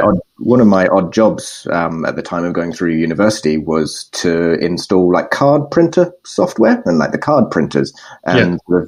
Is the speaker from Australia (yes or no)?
yes; Perth, Western Australia, Australia; moved away as an adult; now in London, United Kingdom; I am unfortunately Australian